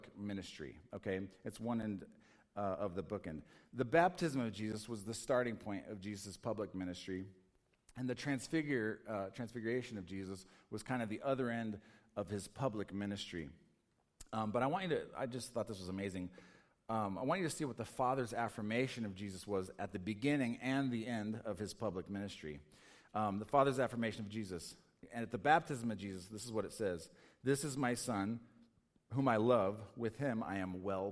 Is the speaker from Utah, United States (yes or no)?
no; Colorado, United States; I'm from Colorado